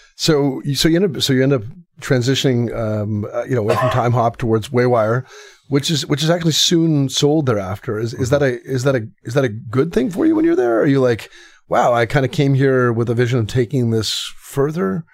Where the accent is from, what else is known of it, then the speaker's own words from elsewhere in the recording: Canada; I'm Canadian